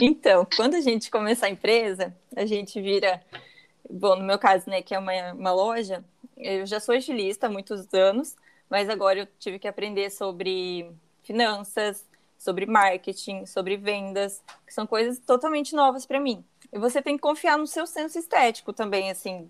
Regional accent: Campo Mourão, Paraná, Brazil; moved away as an adult; now in Brusque, Brazil; eu sou de Campo Mourão, mas agora atualmente eu tô morando em Brusque. É, em 2016 eu vim para Santa Catarina.

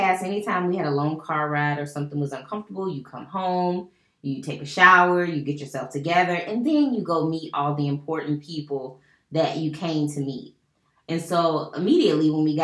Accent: United States; recognize that I am American

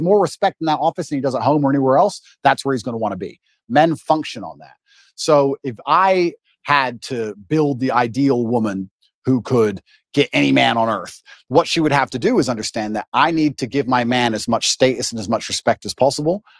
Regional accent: Luton, East of England, United Kingdom; moved away as an adult; now in Romania; we got moved to England and I grew up in Luton, which is the worst town in England, in an area called Marsh Farm

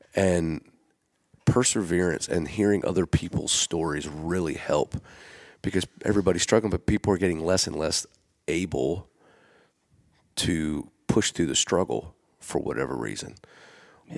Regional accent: Gettysburg, Pennsylvania, United States; now in Nashville, United States; I grew up in Gettysburg

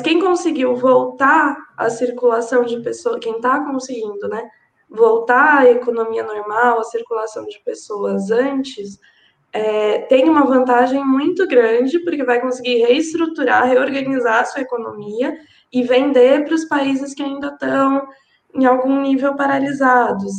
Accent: São Paulo, Brazil; eu não sou nem carioca, nem fluminense, é, sou aqui de São Paulo

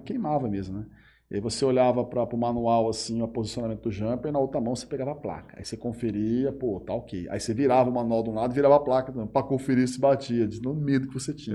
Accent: Urânia, São Paulo, Brazil; also born or lived in Jales; eu vivi a minha vida toda em Urânia

